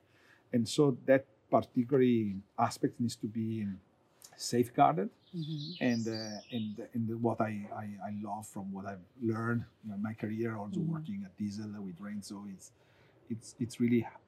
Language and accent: English; Vicenza, Veneto, Italy; I grew up in a town close to Venice, mm-hmm. Called Vicenza